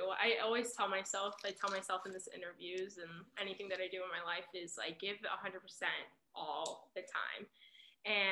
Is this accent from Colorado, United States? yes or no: no; Pittsburgh, Pennsylvania, United States; I'm from Pittsburgh